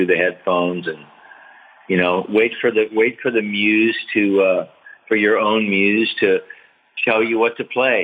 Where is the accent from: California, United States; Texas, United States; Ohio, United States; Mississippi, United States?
California, United States; San Clemente; my hometown in San Clemente